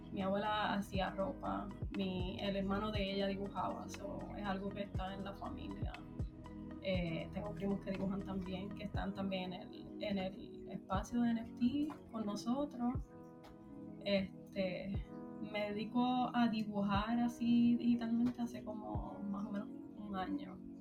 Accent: Puerto Rico; moved away as an adult; now in United States; pues soy de Puerto Rico, llevo viviendo en Estados Unidos en como aproximadamente siete años

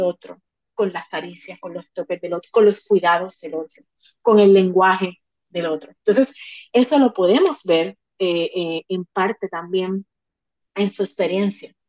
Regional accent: Puerto Rico; como puertorriqueña, como puertorriqueño

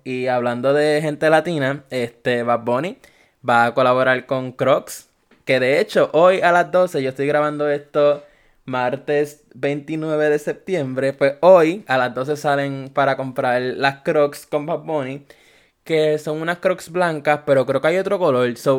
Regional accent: Puerto Rico; Yo soy de Puerto Rico. So, aquí en Puerto Rico

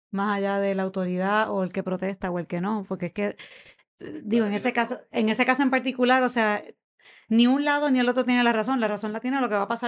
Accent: Santa Teresita, Buenos Aires Province, Argentina; yo me crié en Santa Teresita.

